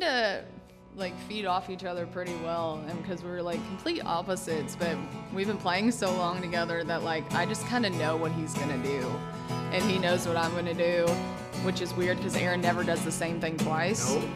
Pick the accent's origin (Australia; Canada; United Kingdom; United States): United States; Lexington, Kentucky; moved away as an adult; now in Franklin, United States; I'm actually from Lexington, Kentucky, born and raised.